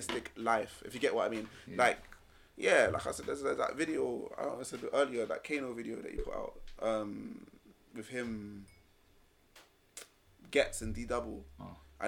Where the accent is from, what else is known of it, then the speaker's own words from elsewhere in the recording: London, United Kingdom; accent: London accent; I'm from London. My voice sounds like it's from London